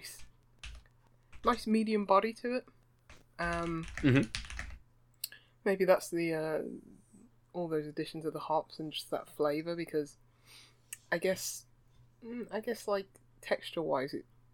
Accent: United Kingdom; as a Brit

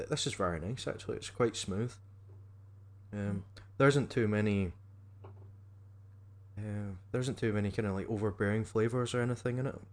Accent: Scotland, United Kingdom; you know, again being Scottish, you spell whiskey without an e.

